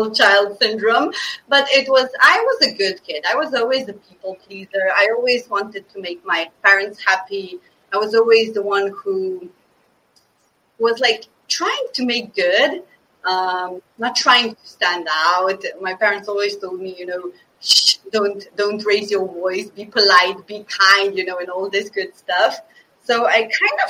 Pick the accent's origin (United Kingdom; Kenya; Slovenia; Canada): Slovenia; moved away as an adult; also born or lived in Bosnia (parents); now in Stockholm, Sweden; I'm born in Slovenia, a very, very tiny country with 2 million inhabitants, to Bosnian parents